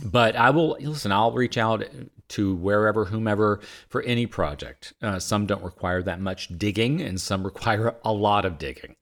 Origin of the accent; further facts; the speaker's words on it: Vinton, Virginia, United States; moved away as an adult; also born or lived in Boston; I grew up in Virginia